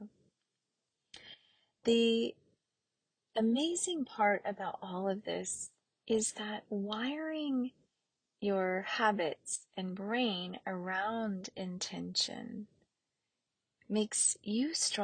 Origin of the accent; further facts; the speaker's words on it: the South, United States; growing up in the South